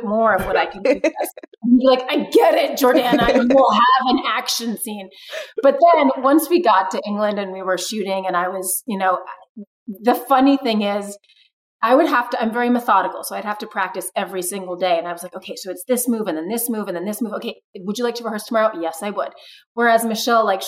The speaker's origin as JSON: {"language": "English", "country": "Brazil", "tie": "born or raised there", "moved": "yes", "said": "I grew up in Brazil and Rio is where I decided to be"}